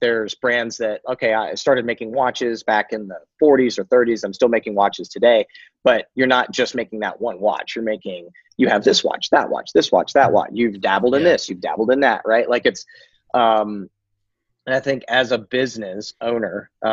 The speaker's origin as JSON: {"language": "English", "country": "United States", "said": "American, because I'm American"}